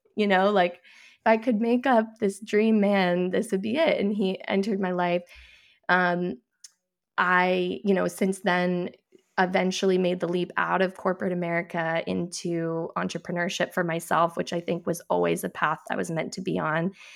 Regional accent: New Hampshire, United States; I grew up in New

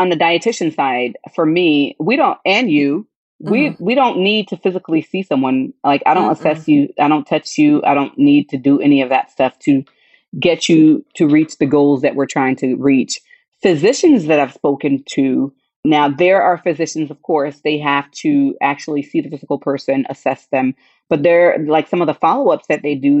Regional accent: Orlando, Florida, United States; also born or lived in Haiti (ancestry); now in Georgia, United States; I grew up in Orlando. So Disney's in my backyard

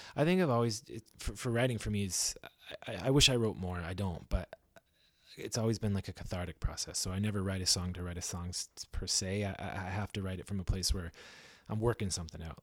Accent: Belleville, Ontario, Canada; now in Vancouver, Canada; I'm from Belleville, Ontario

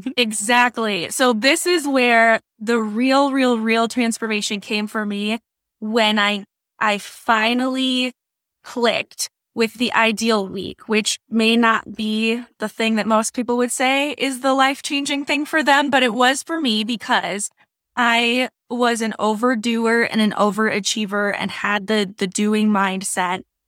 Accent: Wisconsin, United States; accent: Wisconsin; now in South Carolina, United States; I'm originally from Wisconsin

